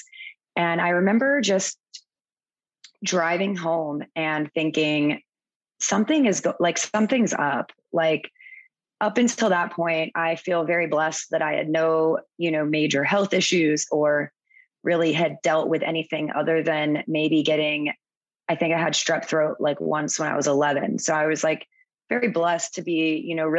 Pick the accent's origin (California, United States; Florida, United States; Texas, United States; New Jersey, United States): Florida, United States; moved away as an adult; also born or lived in Virgin Islands; now in Cayman Islands; I'm originally from Florida, but I moved to the Caribbean a little over eight years ago after I graduated from college.